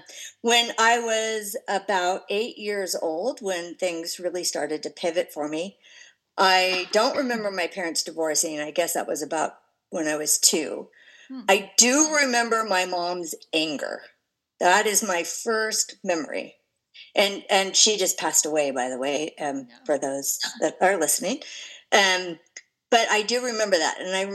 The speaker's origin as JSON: {"language": "English", "region": "California", "country": "United States", "tie": "born there", "said": "I'll start by saying I was born in California in the 60s, and I was born to that perfect hippie family."}